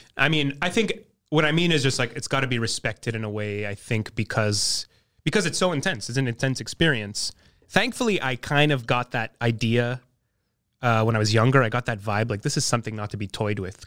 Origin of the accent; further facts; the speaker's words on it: Montreal, Quebec, Canada; also born or lived in NDG, Montreal; growing up in the West Island